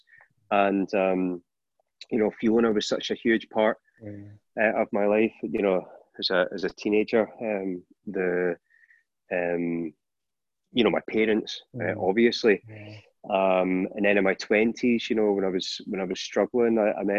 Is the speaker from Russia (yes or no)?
no; Scotland, United Kingdom; being Scottish